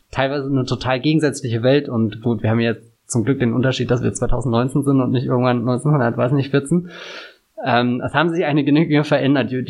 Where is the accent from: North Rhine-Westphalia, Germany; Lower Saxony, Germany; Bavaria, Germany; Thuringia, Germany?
Bavaria, Germany; ich komme ja aus Bayern, also jetzt nicht dem, dem tiefsten Bayern